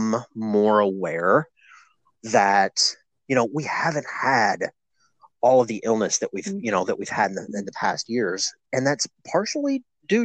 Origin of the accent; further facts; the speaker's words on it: Kentucky, United States; my home state of Kentucky